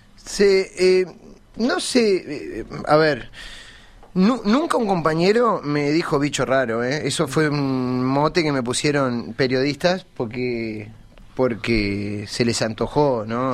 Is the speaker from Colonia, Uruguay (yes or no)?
yes; Colonia del Sacramento, Colonia, Uruguay; yo soy de Colonia